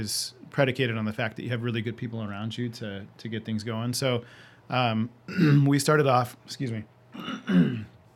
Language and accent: English; Yucaipa, California, United States; also born or lived in Orange County, California; From fifth grade on, I grew up in Yucaipa, California.